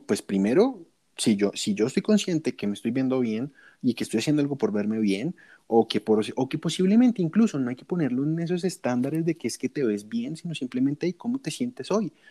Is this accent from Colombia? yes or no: yes; Colombia; soy de Colombia.